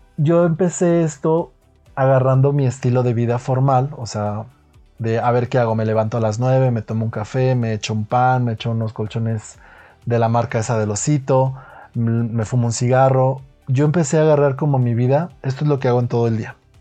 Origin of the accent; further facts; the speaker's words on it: Guadalajara, Jalisco, Mexico; also born or lived in United States / Italy / Mexico City; yo soy de Guadalajara, para empezar, por aquello del acento, soy de Guadalajara, México. Aquí he vivido gran parte de mi vida